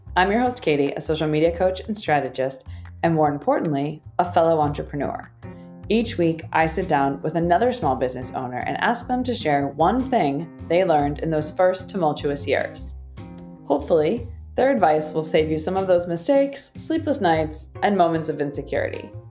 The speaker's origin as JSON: {"language": "English", "town": "Chicago", "region": "Illinois", "country": "United States", "tie": "born or raised there", "moved": "as an adult", "lives_now": "St. Louis, United States", "said": "I grew up in Chicago and I have lived there for a while, but I recently just moved down to St. Louis"}